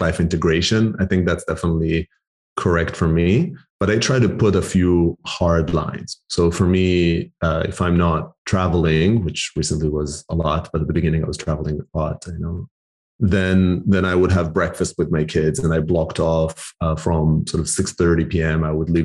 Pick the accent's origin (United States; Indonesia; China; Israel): Israel; moved away as an adult; also born or lived in Canada / Argentina (heritage); now in United Kingdom; I'm Argentinian heritage, born and raised in Israel, lived a decade in Canada, and now live in the UK